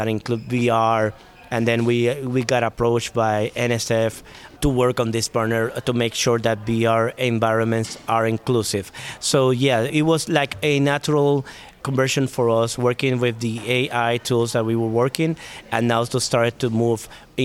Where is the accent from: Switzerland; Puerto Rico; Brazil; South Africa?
Puerto Rico; moved away; I am originally from Puerto Rico